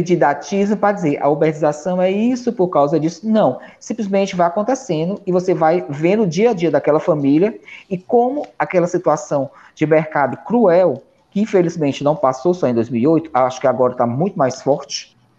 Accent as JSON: {"language": "Portuguese", "region": "Ceará", "country": "Brazil", "said": "como cearense"}